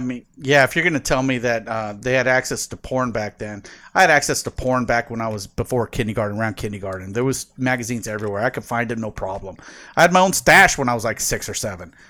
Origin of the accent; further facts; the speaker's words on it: San Diego, California, United States; growing up in San Diego